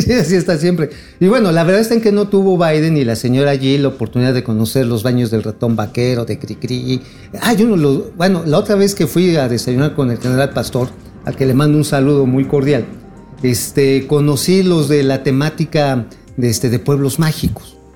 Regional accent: Mexico; como mexicanos

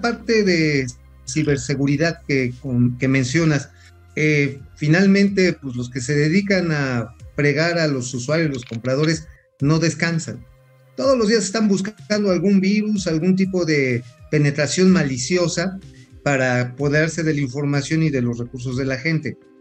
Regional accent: Mexico

